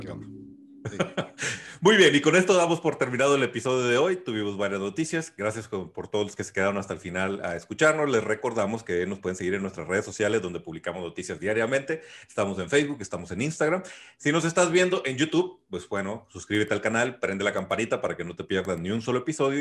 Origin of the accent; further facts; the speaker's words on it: Mexico; Yo soy mexicano